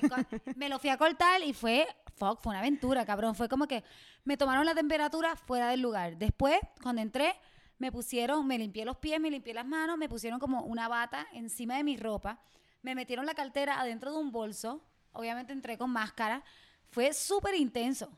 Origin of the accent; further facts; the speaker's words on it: Mayagüez, Puerto Rico; Mayagüez, mi pueblo